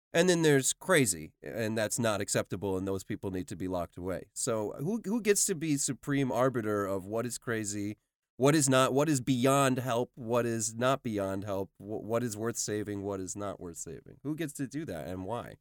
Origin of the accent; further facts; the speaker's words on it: New York City, New York, United States; I grew up in New York City